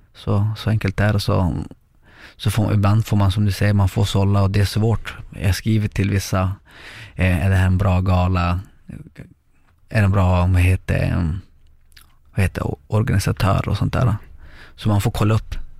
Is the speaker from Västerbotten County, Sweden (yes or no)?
yes; Lycksele, Västerbotten County, Sweden; moved away as an adult; also born or lived in Chile / Sundsvall; vi hamnade i Lycksele och där är jag uppväxt till jag var 17 år, 18.